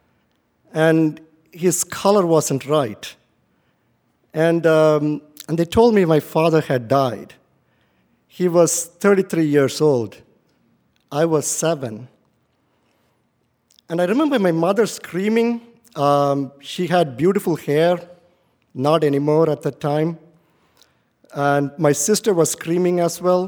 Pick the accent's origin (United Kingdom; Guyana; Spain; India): India; moved away as an adult; now in United States; growing up in India was indeed difficult